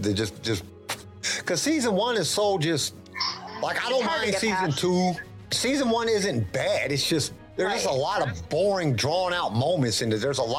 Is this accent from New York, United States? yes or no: no; Fresno, California, United States; I'm from California, so I was born in Fresno, California.